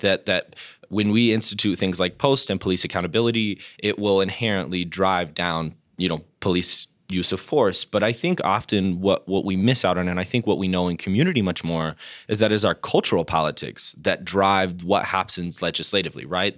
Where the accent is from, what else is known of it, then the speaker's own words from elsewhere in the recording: Denver, Colorado, United States; when I was growing up in Denver, we identified as like the West Coast.